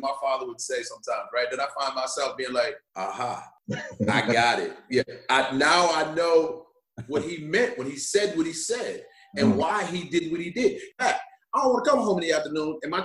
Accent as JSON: {"language": "English", "area": "Long Island", "region": "New York", "country": "United States", "tie": "born or raised there", "said": "I grew up in Long Island"}